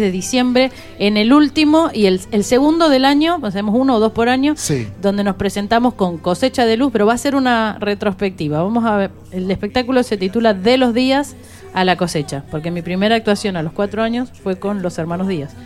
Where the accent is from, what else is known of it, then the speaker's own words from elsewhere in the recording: Buenos Aires, Argentina; Yo soy una porteña que canto folclore santiagueño